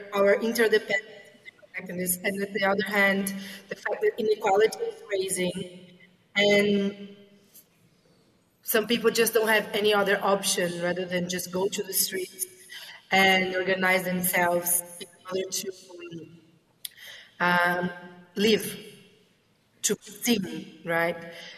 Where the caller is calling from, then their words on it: Brazil; I'm speaking from Brazil. It's 7 a.m. here, so good morning.